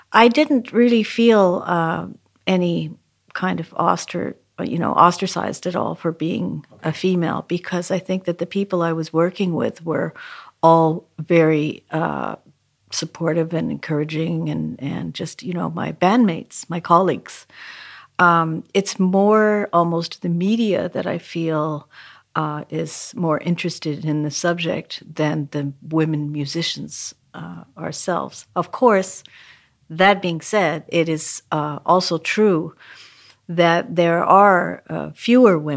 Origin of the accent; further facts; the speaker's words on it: Vancouver, British Columbia, Canada; now in New York, United States; even from the time I began when I moved to New York from Canada, Vancouver, Canada.